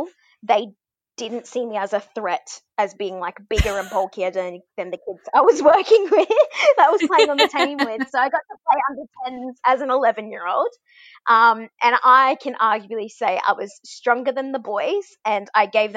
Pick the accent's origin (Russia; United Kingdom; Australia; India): Australia; Brisbane, Queensland; I'm a Queenslander. You know, grew up in Murray country in Brisbane